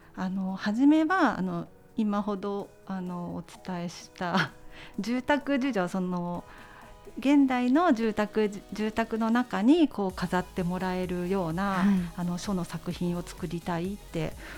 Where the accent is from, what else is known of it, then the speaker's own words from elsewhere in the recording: Kanazawa, Ishikawa, Japan; 私石川県の金沢出身なんですけど